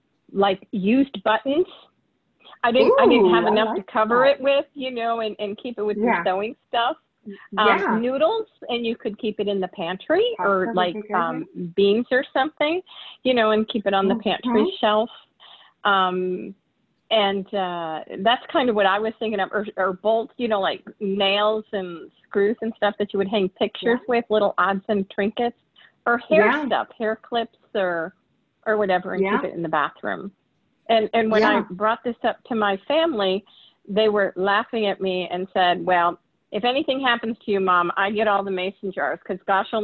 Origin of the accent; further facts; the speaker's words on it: San Antonio, Texas, United States; I'm from San Antonio, Texas.